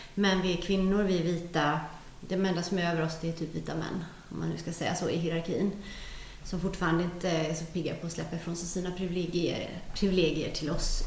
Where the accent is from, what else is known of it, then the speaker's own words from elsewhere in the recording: Gothenburg, Västra Götaland, Sweden; moved away as an adult; now in Södertälje, Sweden; Jag är ju från Göteborg från början, men, men vi har blivit kvar här.